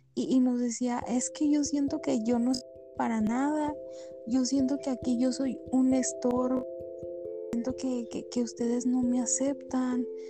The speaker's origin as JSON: {"language": "Spanish", "town": "Guadalajara", "region": "Jalisco", "country": "Mexico", "said": "soy de Guadalajara"}